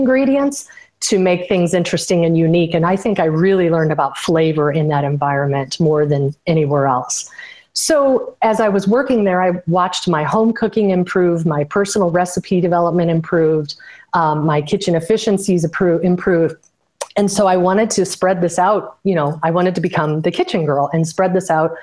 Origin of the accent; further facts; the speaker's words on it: Illinois, United States; I grew up in Illinois in the Midwest, and I attended all public school there